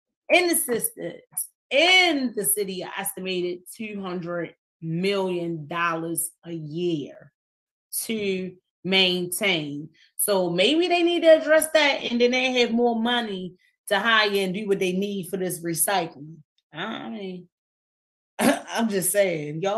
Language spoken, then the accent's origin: English; Baltimore, Maryland, United States; I'm from East Baltimore